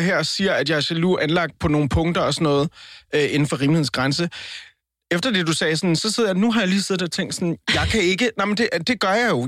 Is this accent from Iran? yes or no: no; Colombia; now in Denmark; Og så er jeg, så er jeg latino. Jeg er, jeg er colombianer